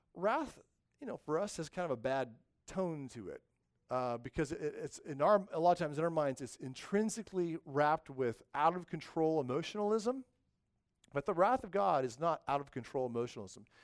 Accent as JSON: {"language": "English", "region": "the West", "country": "United States", "tie": "born or raised there", "moved": "yes", "said": "in the West, I grew up in the West, we had these things called earthquakes"}